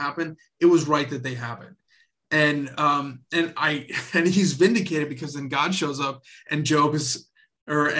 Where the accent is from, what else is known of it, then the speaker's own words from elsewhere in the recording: the South, United States; I was raised in the South